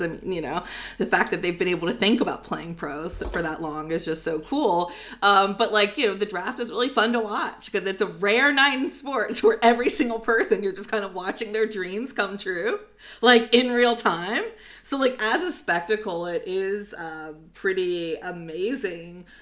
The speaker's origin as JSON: {"language": "English", "country": "United States", "said": "I'm American"}